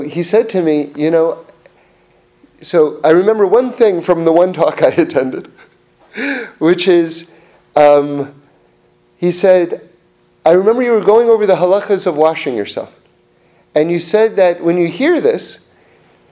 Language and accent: English; New York City, New York, United States; growing up in New York City